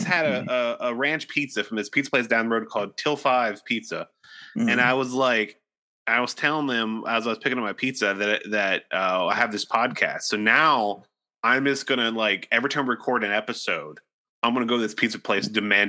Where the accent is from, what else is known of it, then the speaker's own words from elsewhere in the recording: Ohio, United States; now in Nashville, United States; In my hometown, there was this in Ohio